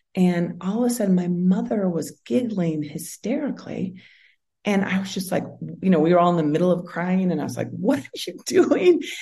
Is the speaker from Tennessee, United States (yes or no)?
no; Seattle, Washington, United States; I grew up in Seattle.